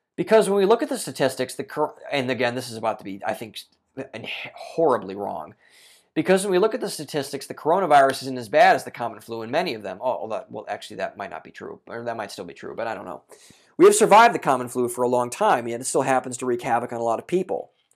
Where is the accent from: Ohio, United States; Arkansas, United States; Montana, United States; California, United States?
Ohio, United States; Ohio Governor Mike DeWine, my home state governor